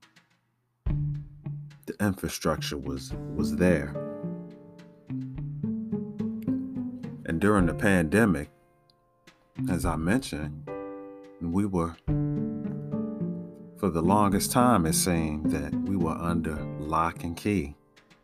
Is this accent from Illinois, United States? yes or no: yes; Chicago, Illinois, United States; growing up in Chicago